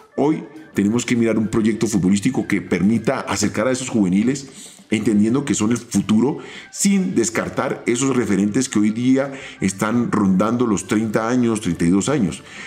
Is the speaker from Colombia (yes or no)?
yes; Colombia; como colombianos